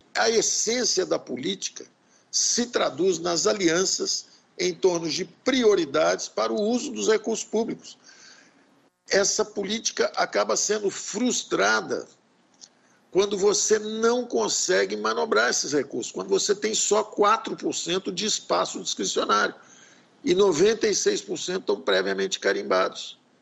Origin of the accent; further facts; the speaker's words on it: Brazil; como brasileiros